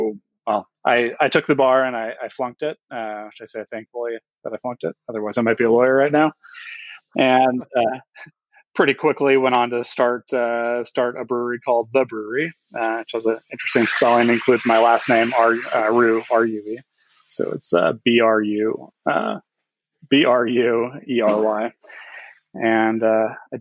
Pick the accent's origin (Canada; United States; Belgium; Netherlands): United States; Orange County, California; I was born and raised in Orange County, California